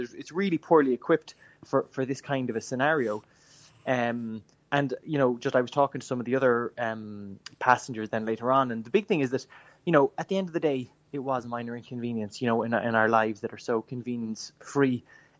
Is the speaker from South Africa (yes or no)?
no; Clonakilty, Munster, Ireland; now in Carrigaveen, Ireland; I'm from Clonakilty, but I'm living now in Carrigaveen, so I now change in Mallow and I go to Killarney and I drive home from there.